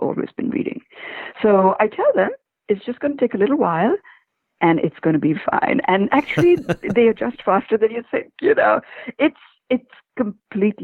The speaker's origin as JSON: {"language": "English", "country": "India", "said": "I'm from India"}